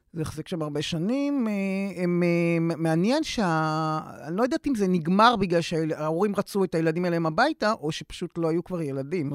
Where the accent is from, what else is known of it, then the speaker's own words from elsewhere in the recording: Israel; אני קיבוצניקית